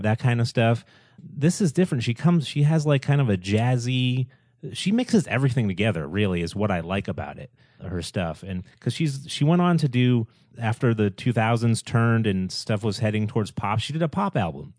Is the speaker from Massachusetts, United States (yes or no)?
yes; Boston, Massachusetts, United States; I'm from the Boston area